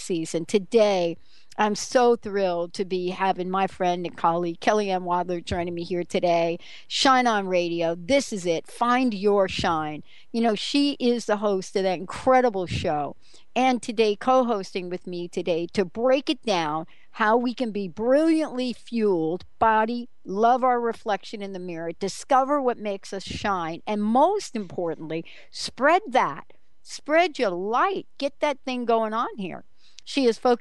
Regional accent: East Coast, United States; Growing up on the East Coast

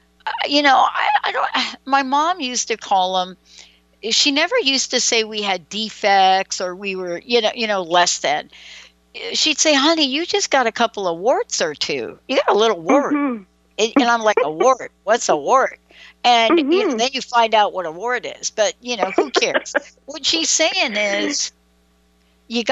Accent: New York City, New York, United States; me growing up in the Bronx

